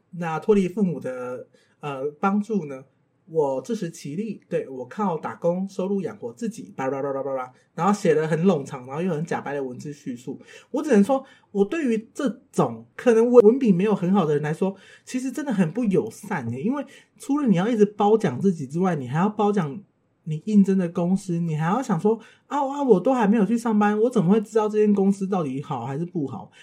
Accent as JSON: {"language": "Chinese", "region": "Tainan", "country": "Taiwan", "tie": "born or raised there", "said": "我来自台南，出生于一个再平凡不过的台南乡村"}